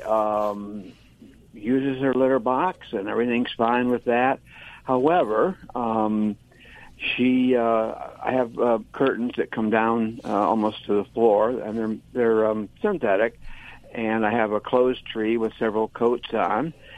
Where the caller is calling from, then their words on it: Reading, Pennsylvania, United States; Reading, Pennsylvania, that sometimes gets mispronounced as Reading, but it's Reading.